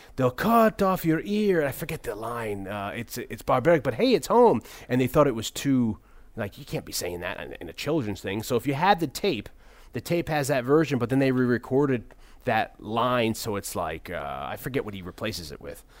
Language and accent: English; New Haven, Connecticut, United States; I grew up in the New Haven area